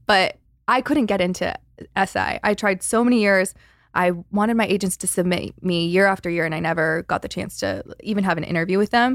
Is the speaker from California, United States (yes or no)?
yes; Valencia, California, United States; I grew up in Valencia